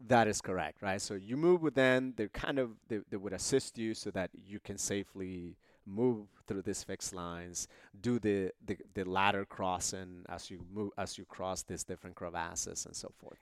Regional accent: Honduras; moved away; I was born in Honduras in this, uh, small border town, uh, near El Salvador.

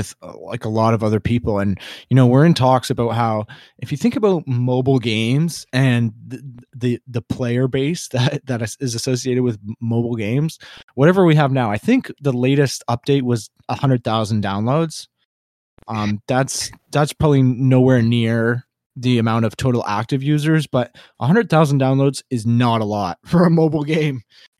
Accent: Canada; I'm from Canada.

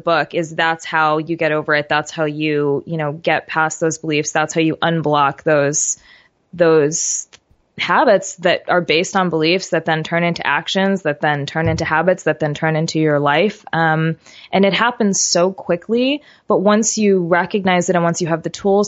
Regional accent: New York, United States; I grew up in New York

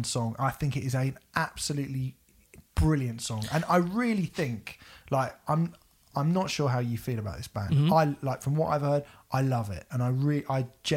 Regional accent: South Coast, England, United Kingdom; I'm from the South Coast

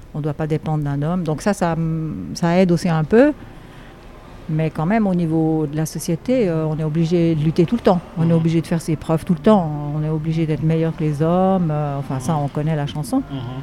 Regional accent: Switzerland; en Suisse, là d'où je viens

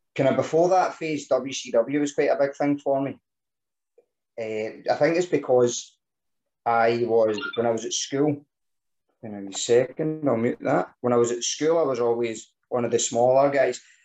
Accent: Scotland, United Kingdom; being Scottish

